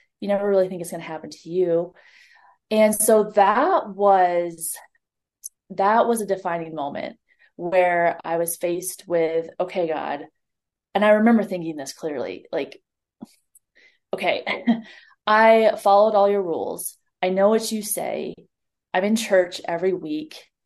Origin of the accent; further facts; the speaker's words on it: Ohio, United States; moved away; also born or lived in Montana; She was taking a walk on our road back at home in Ohio. I'm originally from Ohio